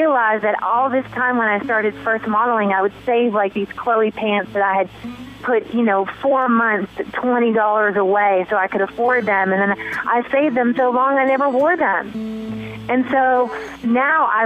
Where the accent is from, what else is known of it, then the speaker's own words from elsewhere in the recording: the South, United States; moved away; also born or lived in Paris; I'm from the South